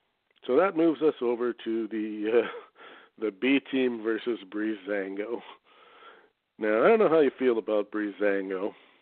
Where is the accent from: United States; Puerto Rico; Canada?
Canada; but as a Canadian, do you want your child raised in that, in his formative years, or would you rather have him educated back home?